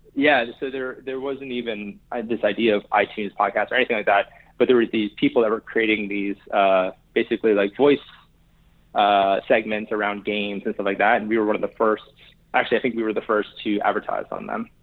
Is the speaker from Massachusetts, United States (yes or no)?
no; New Haven, Connecticut, United States; I grew up in New Haven, Connecticut